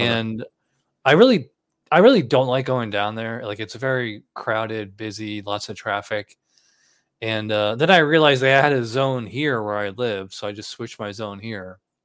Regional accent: Schenectady, New York, United States; moved away; I'm from Schenectady

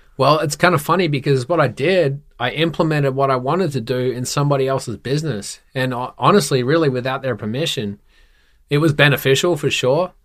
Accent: Perth, Western Australia, Australia; born and raised in Perth, Western Australia

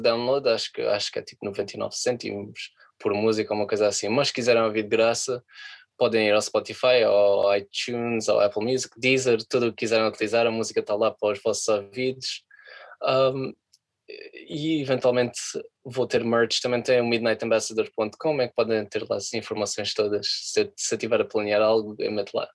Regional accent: Portugal; moved away as an adult; now in London, United Kingdom; como eu sou português

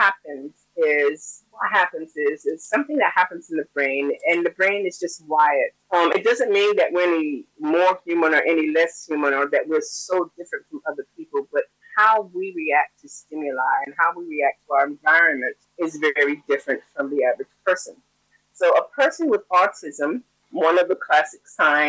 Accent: United States; born or raised there

